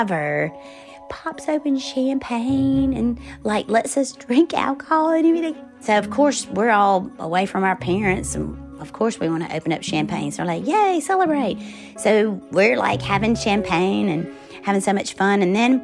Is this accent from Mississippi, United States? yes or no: yes; Forest, Mississippi, United States; moved away as an adult; I grew up in Forest, Mississippi